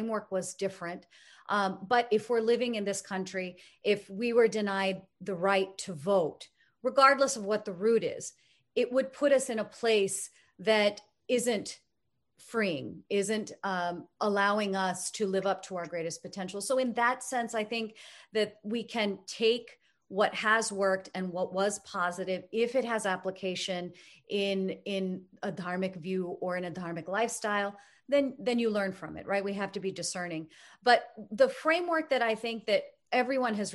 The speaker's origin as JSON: {"language": "English", "country": "United States", "tie": "born or raised there", "said": "being an American born and raised in the United States"}